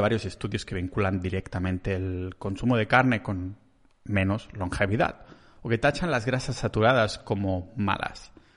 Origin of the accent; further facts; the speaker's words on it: Catalonia, Spain; accent: Catalan; solo soy un catalán que el acento se me pone mucho de por medio